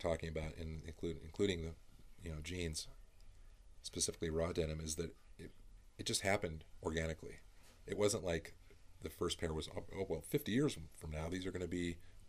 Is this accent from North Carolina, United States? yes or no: no; California, United States; I grew up in Northern California.